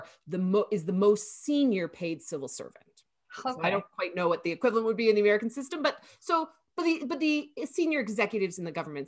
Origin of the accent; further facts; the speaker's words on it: Toronto, Ontario, Canada; also born or lived in New Brunswick; now in Atlantic Canada, Canada; I'm originally from Toronto, but I've made my career out here on the East Coast of Canada, in Atlantic Canada.